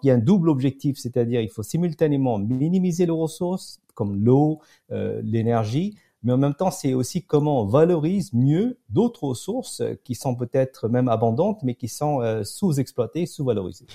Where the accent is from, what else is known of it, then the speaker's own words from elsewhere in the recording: Pondicherry, Puducherry, India; moved away; also born or lived in France / United States; j'ai grandi à Pondichéry, euh, un ancien comptoir mhm. français dans le sud de l'Inde